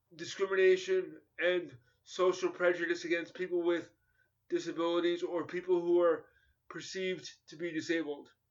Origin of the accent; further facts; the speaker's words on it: New York, United States; I grew up in New York in competitive schools where I was mainstreamed in the 1970s and 1980s